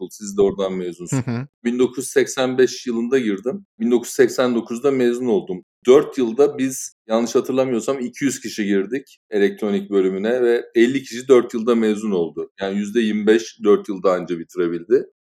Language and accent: Turkish; Istanbul, Turkey; born there; Ben 1966 İstanbul